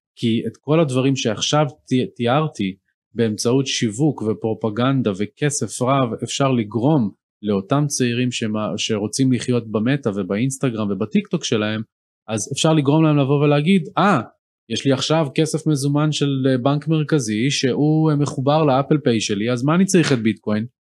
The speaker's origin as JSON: {"language": "Hebrew", "country": "Israel", "said": "בתור ישראלים"}